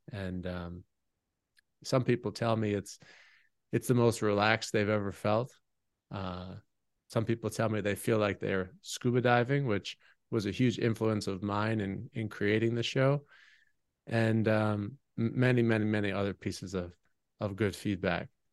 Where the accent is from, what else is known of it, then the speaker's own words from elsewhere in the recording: United States; my community growing up in America